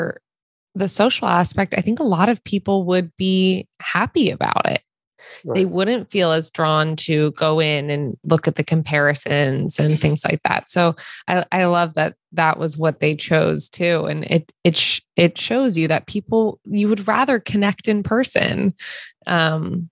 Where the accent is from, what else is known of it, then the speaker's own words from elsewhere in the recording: East Coast, United States; also born or lived in Wilmington, North Carolina; now in California, United States; we're originally from the East Coast